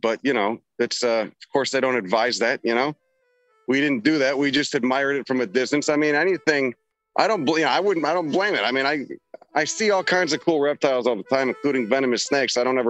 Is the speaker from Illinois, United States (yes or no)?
yes; Chicago, Illinois, United States; I grew up in Chicago. I'm familiar with it.